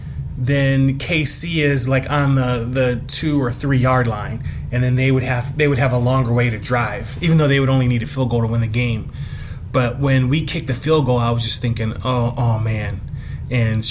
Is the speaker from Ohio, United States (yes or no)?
yes; Cleveland, Ohio, United States; I'm from Cleveland